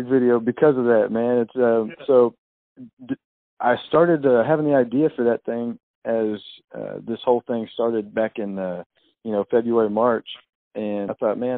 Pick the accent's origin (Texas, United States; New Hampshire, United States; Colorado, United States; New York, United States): Texas, United States; Odessa; moved away as an adult; also born or lived in Decatur, Texas; now in Tennessee, United States; I'm originally from Texas. I was born in Odessa, Texas, which is oil field country